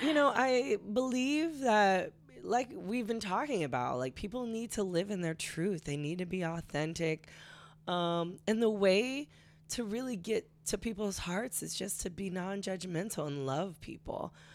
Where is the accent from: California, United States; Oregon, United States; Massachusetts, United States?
California, United States; I grew up in such a liberal culture, um, growing up in California